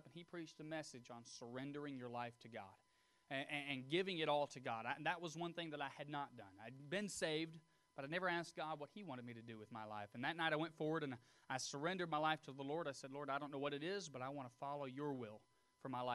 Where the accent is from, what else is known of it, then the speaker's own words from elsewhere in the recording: Tullahoma, Tennessee, United States; I was born and raised near Tullahoma, Tennessee.